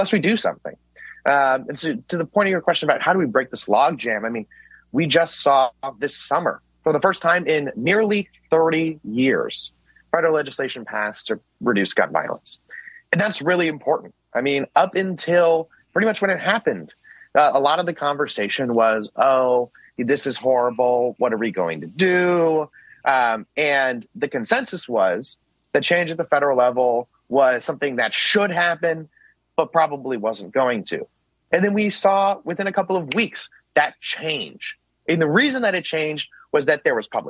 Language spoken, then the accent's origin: English; Parkland, Florida, United States; now in Washington, D.C., United States; growing up in Parkland, going to Marjory Stoneman Douglas High School